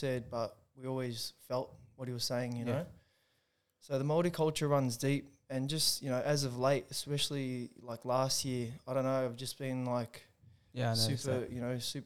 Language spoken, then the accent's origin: English; Melbourne, Victoria, Australia; born and raised in Melbourne, Australia. Altona, to be specific.